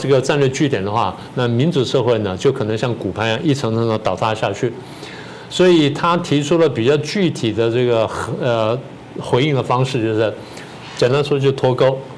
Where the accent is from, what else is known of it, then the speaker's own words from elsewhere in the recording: Taiwan; 我们台湾人呢要警醒。所以，不但台湾人要警醒，全球华人要认识到